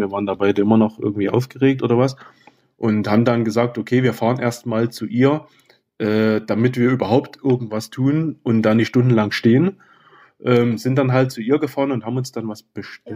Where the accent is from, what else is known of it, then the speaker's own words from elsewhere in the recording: Oederan, Saxony, Germany; ich komme aus Öderan.